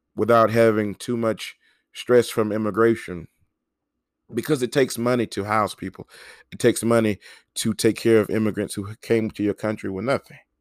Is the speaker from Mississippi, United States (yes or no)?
yes; Mississippi, United States; my home state of Mississippi